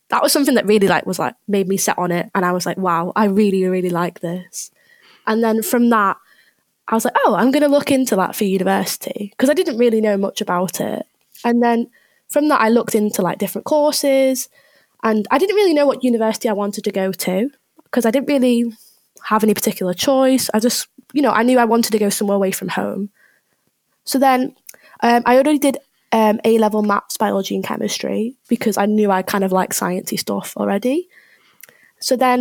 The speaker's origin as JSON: {"language": "English", "town": "Liverpool", "region": "North West England", "country": "United Kingdom", "moved": "as an adult", "lives_now": "Leeds, United Kingdom", "said": "I'm from Liverpool, nearabouts"}